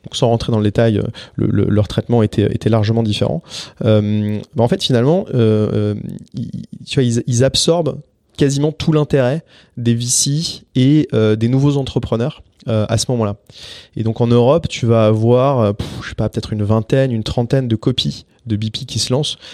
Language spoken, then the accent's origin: French; France; also born or lived in Paris; on est français mais en plus on habite vraiment littéralement à 100 mètres l'un de l'autre dans Paris